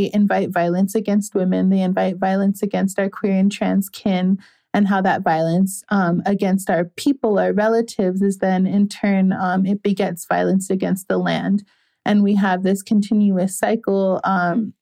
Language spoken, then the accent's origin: English; Minneapolis, Minnesota, United States; I grew up in Minneapolis